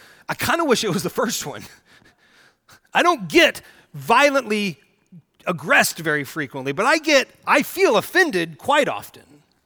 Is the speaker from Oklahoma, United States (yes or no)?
yes; Oklahoma, United States; Now, I grew up in Red State, Oklahoma, Southern Baptist, God and country, flags on the stage, bless our boys kind of place.